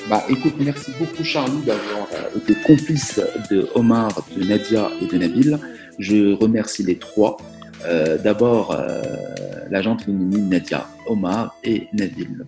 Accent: southern France, France; moi, je sais, je viens du sud de la France, puis je suis

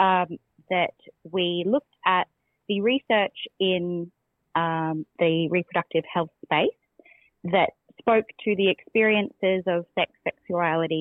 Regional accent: Australia; as Australian queer researchers

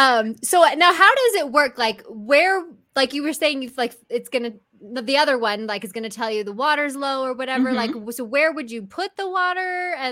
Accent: California, United States; now in Utah, United States; When I moved to Utah, I was actually shocked because I didn't know that grass died for the winter. Like, because I'm from California.

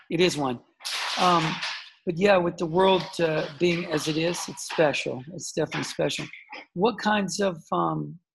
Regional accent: Charlotte, North Carolina, United States; Charlotte, North the south of the, you know, the U.S. Um, uh, you know, very quiet. 1971, I was born, so uh, you know, in the 70s in the south neighborhood, outside of the city.

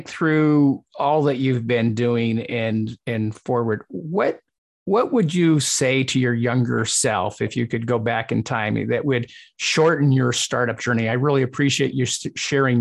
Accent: United States; also born or lived in Britain; I'm American in that I've been raised American

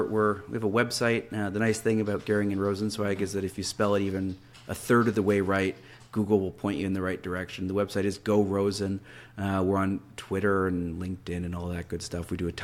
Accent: Canada; I'm Canadian, so I'm a bit of an outsider

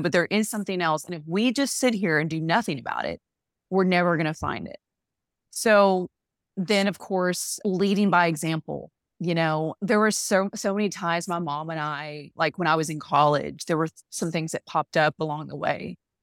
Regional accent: a very small Southern town, United States; accent: Southern; in my hometown, from a very small town, you might have heard the accent there

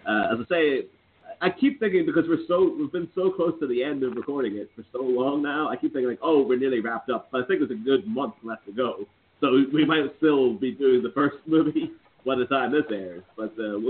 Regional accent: Ireland; now in Liverpool, United Kingdom; I myself am Irish, but I'm calling in from Liverpool in England.

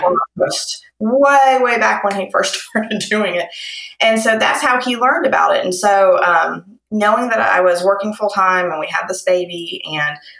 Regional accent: Lexington, Kentucky, United States; I'm from Kentucky in Lexington.

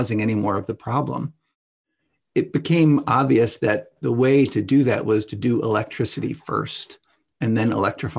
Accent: St. Louis Park, Minnesota, United States; here in my hometown of St. Louis Park

